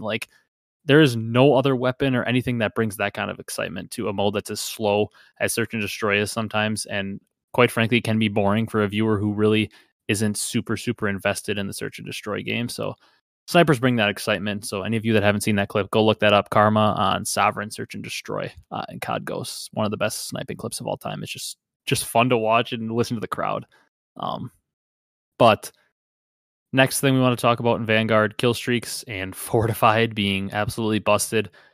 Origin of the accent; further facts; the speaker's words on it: Wisconsin, United States; I'm from Wisconsin